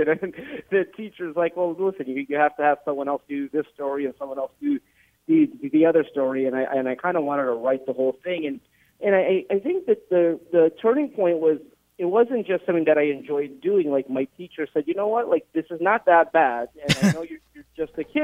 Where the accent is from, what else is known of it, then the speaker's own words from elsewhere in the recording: Los Angeles, California, United States; growing up in Los Angeles